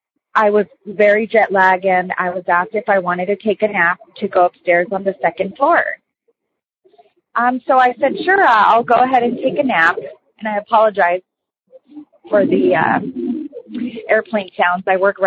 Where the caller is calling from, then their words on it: San Diego, California, United States; I'm calling from San Diego.